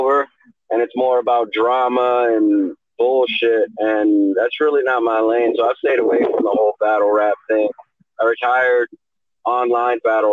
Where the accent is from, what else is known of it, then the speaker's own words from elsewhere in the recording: Fort Lauderdale, Florida, United States; moved away; also born or lived in Orlando / Houston / California; I was born in Fort Lauderdale, Florida